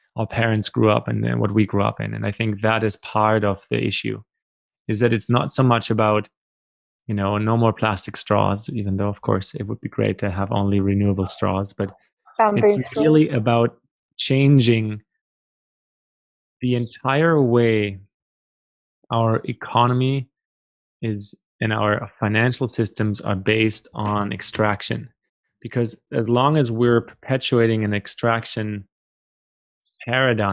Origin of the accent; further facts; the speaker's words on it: Germany; also born or lived in Paraguay / Brazil; now in Canada; I grew up in Germany myself and live in Canada now